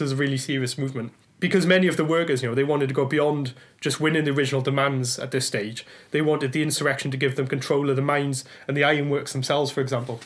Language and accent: English; Blackwood, Wales, United Kingdom; growing up in Wales, I was fortunate to learn all about the Chartist struggle because it was taught as local history. So in my hometown of Blackwood